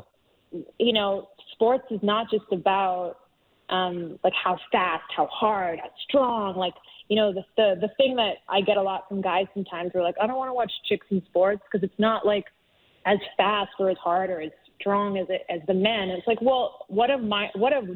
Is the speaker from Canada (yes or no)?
yes; Canada; as a Canadian